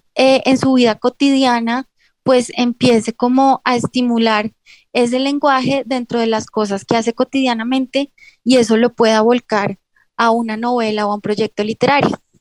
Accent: Colombia; yo ejerzo también como abogada porque en un país como Colombia es muy difícil dedicarse solamente al arte

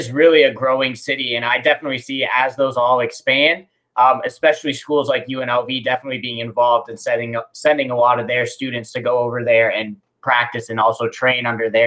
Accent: Las Vegas, Nevada, United States; I was born and raised in Las Vegas

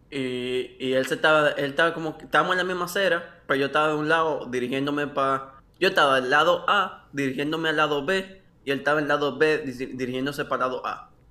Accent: Dominican Republic; Yo digo, hola, ¿qué es lo que es? Soy dominicano.

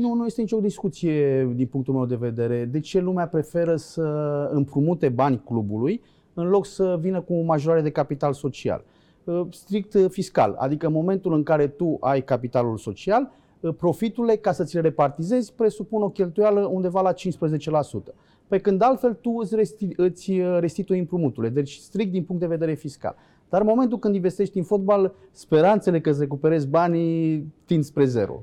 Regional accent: Dobroteasa, Câmpul Mare, Olt County, Romania; Sunt oltean crescut pe malul Oltului.

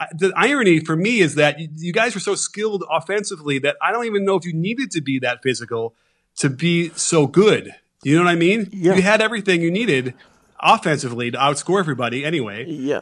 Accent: Chicago, Illinois, United States; in my household, growing up in Chicago

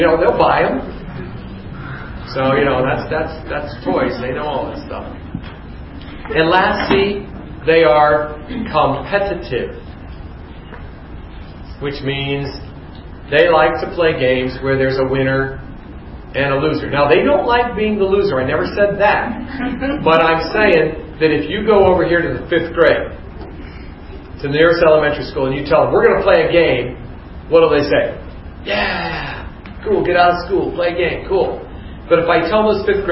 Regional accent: Youngstown, Ohio, United States; I grew up in Youngstown, Ohio

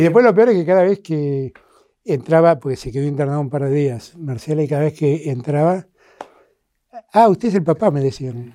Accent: Argentina

